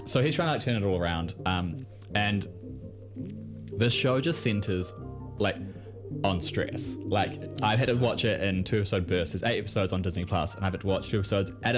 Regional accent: New Zealand; accent: Kiwi; I've got that weird Kiwi thickness

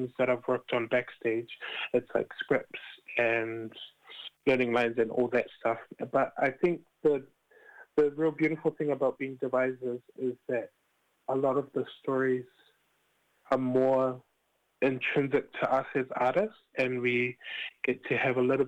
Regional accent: Auckland, New Zealand; I've been born and raised in Roskill, and it's basically all I know.

